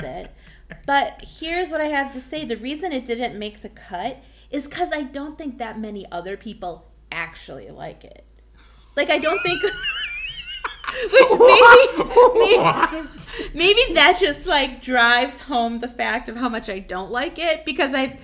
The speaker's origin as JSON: {"language": "English", "region": "Wisconsin", "country": "United States", "tie": "born or raised there", "said": "we're from Wisconsin and we like grew up"}